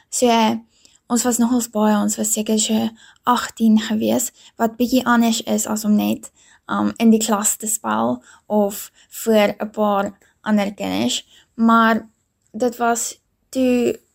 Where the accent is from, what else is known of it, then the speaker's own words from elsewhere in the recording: Pretoria, Gauteng, South Africa; Ek is hier in Pretoria gebore en dit is ook waar ek nog my hele lewe bly en groot word.